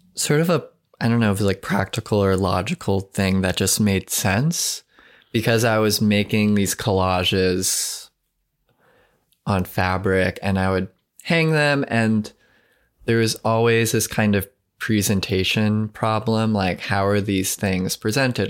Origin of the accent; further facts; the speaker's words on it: Long Island, New York, United States; moved away as an adult; I'm from Long Island, and I have, like, a strong connection to that landscape